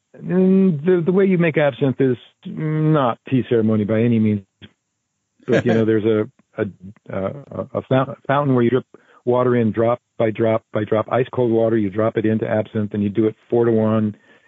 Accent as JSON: {"language": "English", "country": "Canada", "tie": "born or raised there", "also_born_or_lived": "Japan", "said": "I grew up speaking French in Canada, so I could speak French pretty well."}